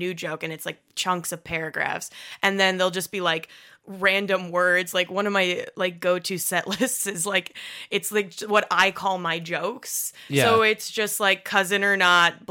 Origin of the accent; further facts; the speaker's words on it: Upper Michigan, United States; moved away; I'm from Upper Michigan